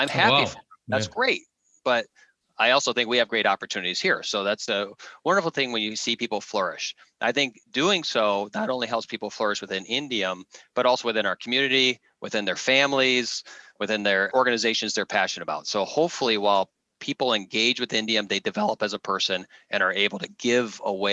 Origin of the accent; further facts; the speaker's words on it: Midwest, United States; I grew up in the Midwest